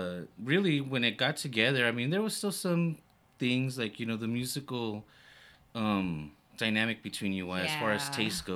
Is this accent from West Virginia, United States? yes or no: no; El Paso, Texas, United States; now in San Antonio, United States; I'm from El Paso, Texas. And you would get all the music stations from Juarez.